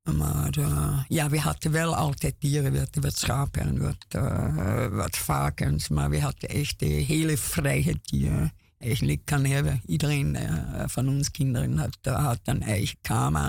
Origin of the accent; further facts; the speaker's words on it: Austria; Dutch is a second language; moved away as an adult; now in Amsterdam, Netherlands; Ik kwam 35 eh, jaar geleden van Oostenrijk heen.